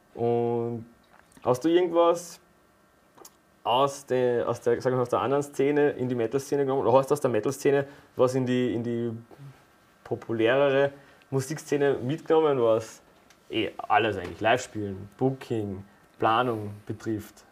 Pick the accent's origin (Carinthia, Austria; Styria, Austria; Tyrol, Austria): Carinthia, Austria; wir kommen aus Kärnten, also der Johnny und ich sind ja, ja. wahre Kärntner Buren